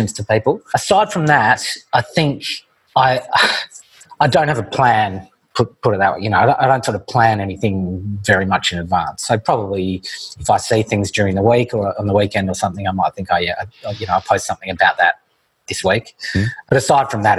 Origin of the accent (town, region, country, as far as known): Australia; born or raised there